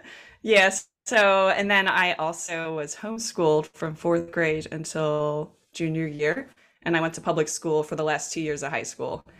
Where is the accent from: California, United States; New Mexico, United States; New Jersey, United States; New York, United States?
New Jersey, United States; accent: Jersey; I grew up in South Jersey